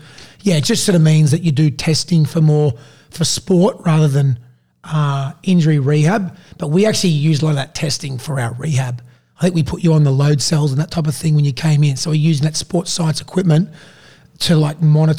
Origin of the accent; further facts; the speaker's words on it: Sydney, New South Wales, Australia; also born or lived in Queensland; Yeah, basically I sort of grew up in a football family. So my dad... We moved from Queensland to New South Wales out of Sydney, in 1994 when he started coaching the Cronulla Sharks.